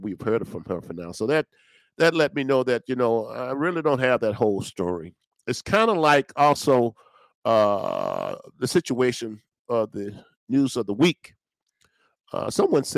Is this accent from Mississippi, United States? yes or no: yes; Natchez, Mississippi, United States; I was born and raised in Natchez, Mississippi